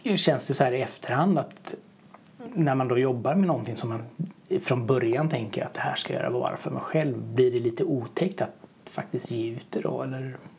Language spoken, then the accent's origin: Swedish; Bohuslän, Västra Götaland, Sweden; Jag är ju bohuslänning så att jag har ju varit uppväxt med vattnet